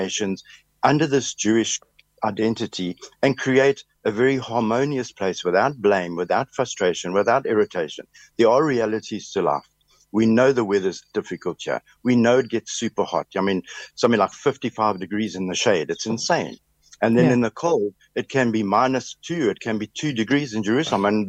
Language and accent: English; South Africa; moved away as an adult; now in Israel; I'm Israeli. I'm South African